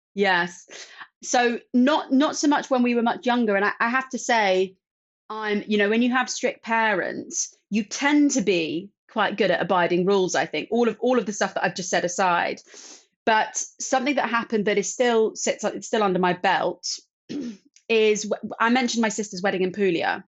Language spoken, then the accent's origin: English; London, United Kingdom; growing up in London